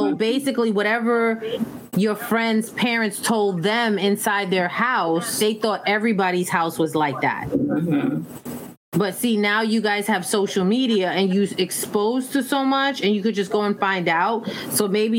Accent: New York, United States; growing up in the Bronx

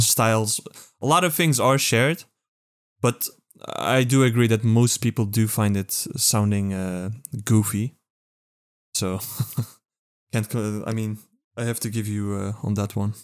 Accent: Netherlands; Only Dutch here, only European, only non-American.

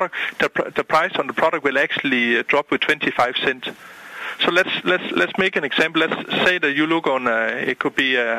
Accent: Denmark; moved away as an adult; now in Boca Raton, United States; I'm originally from Denmark.

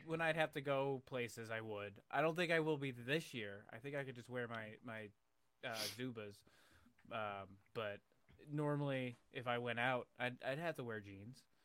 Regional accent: Buffalo, New York, United States; now in Canton, United States; I'm originally from Buffalo, and I, f, New York

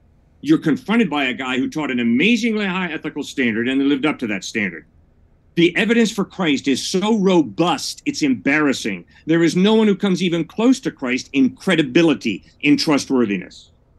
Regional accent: New York City, New York, United States; I was born in New York City in 1954.

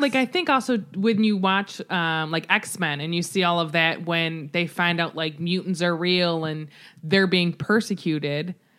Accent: United States; I as an American

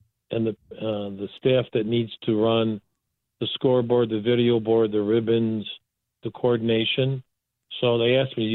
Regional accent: Chicago, Illinois, United States; I grew up in the DePaul neighborhood in the 50s

